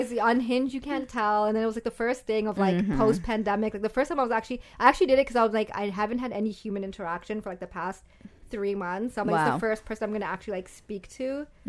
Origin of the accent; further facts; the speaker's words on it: Pakistan; It wasn't even, like, white, but it was just, like, this whole idea of, like, I'm this Pakistani girl